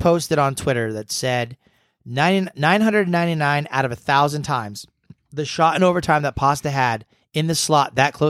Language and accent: English; New England, United States; we're from New England